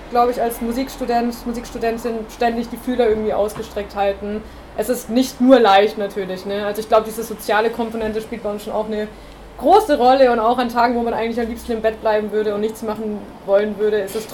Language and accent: German; Bavaria, Germany; Man kommt in eine neue Stadt. Ähm, ich komme aus Bayern ursprünglich, wie man vielleicht hören kann, ich weiß es nicht.